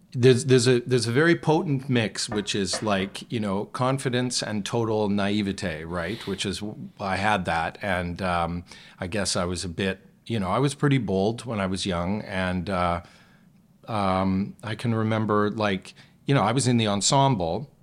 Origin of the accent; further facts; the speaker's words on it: Calgary, Alberta, Canada; moved away; also born or lived in Toronto; where I grew up in Calgary